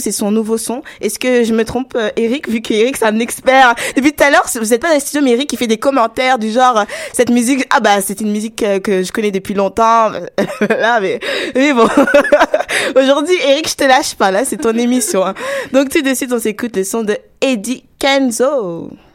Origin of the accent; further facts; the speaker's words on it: Togo; also born or lived in Ghana; je suis togolaise, mais je suis aussi ghanéenne.